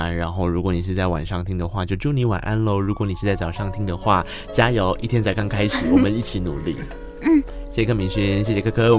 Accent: Tainan, Taiwan; 我台南人哦

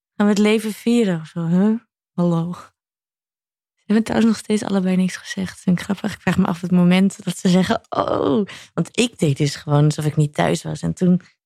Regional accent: Netherlands; wij Nederlanders

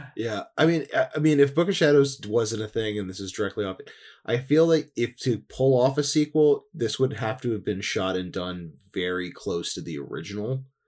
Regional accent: New Jersey, United States; growing up in New Jersey and having, like, a huge amount of acreage behind

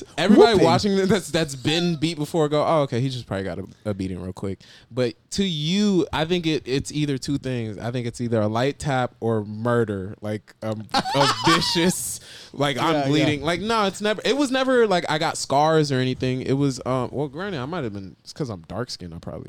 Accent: New Jersey, United States; moved away; also born or lived in Florida; especially when I moved from Jersey to Florida.

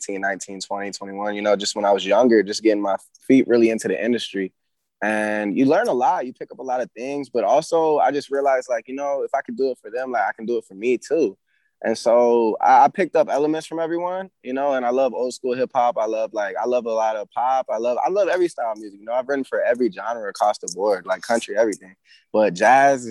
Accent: Atlanta, Georgia, United States; growing up in Atlanta

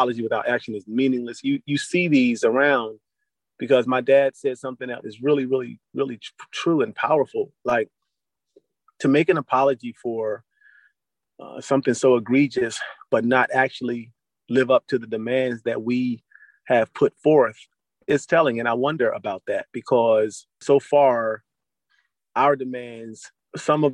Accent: Philadelphia, Pennsylvania, United States; as a Black man born and raised in West Philadelphia

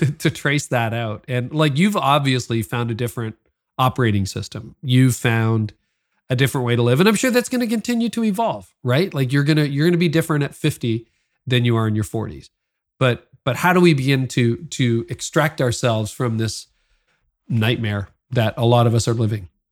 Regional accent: Canada; I'm also Canadian

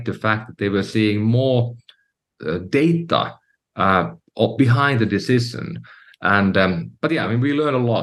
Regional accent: Finland; moved away as an adult; now in United States; I'm from Finland, Europe, and I came to the U.S., you know, a few years earlier

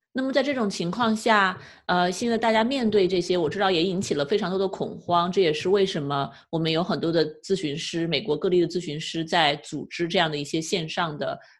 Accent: China; now in California, United States; 是我们中国人对于生命太不尊重吗？

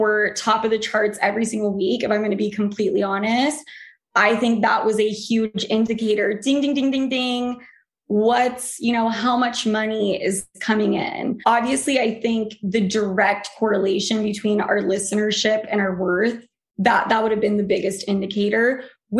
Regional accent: Utah, United States; moved away; also born or lived in New York; I came from Utah

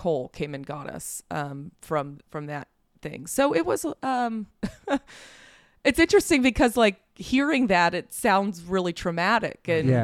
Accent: Las Vegas, Nevada, United States; I loved growing up in Vegas

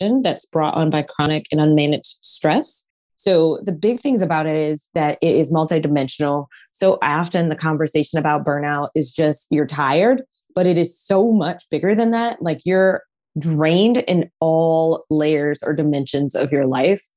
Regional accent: Detroit, Michigan, United States; I am from Detroit, very blue collar, working harder is the thing.

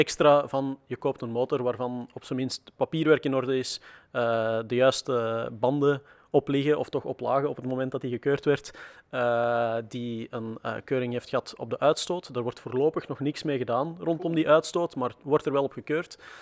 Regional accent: Antwerp, Flanders, Belgium; Ik ben zelf van Antwerpen afkomstig, dat is ook niet zo ver van de grens.

